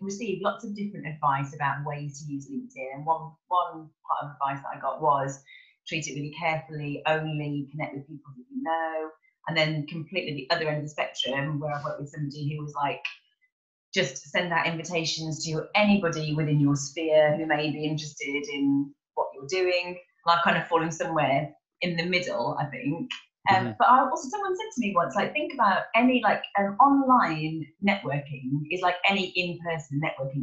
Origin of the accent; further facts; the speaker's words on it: Kidderminster, West Midlands, United Kingdom; now in Cheltenham, United Kingdom; I'm from a little village called Kidminster, which is not really Birmingham, but like near